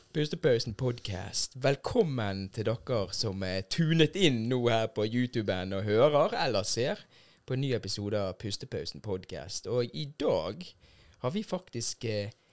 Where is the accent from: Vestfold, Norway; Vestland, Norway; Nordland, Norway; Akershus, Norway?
Vestland, Norway; Bergen; also born or lived in Lisbon, Portugal; jeg har vokst opp her i Bergen og er jo fra Norge